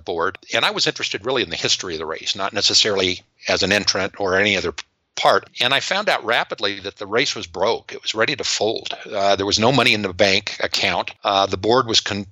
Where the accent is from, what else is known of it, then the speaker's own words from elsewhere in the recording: Riverside, California, United States; I grew up in Riverside, California.